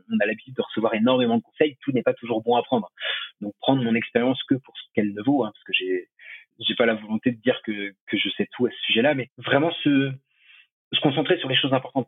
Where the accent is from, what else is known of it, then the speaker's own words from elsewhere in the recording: Choletais, Pays de la Loire, France; also born or lived in Shanghai, China; now in La Rochelle, France; je viens du Choletais à la base pas très loin de Nantes. Aujourd'hui, j'habite à La Rochelle